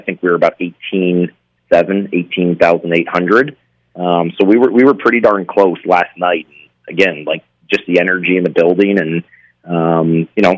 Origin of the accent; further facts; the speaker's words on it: New England, United States; moved away; I growing up in New England, I used to go to the Garden